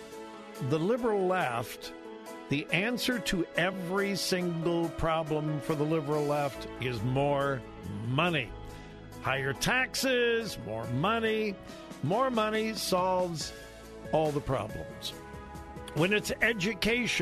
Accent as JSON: {"language": "English", "town": "Los Angeles", "region": "California", "country": "United States", "tie": "born or raised there", "moved": "yes", "said": "I'm from the LA area. That's my hometown. That's where I grew up. Haven't lived there for years, but that's my hometown."}